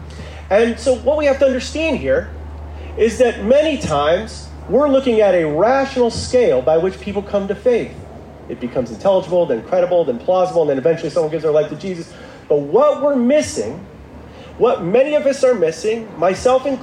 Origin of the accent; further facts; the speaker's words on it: Midwest, United States; now in Santa Monica, United States; I am in Santa Monica, but I was raised in the Midwest.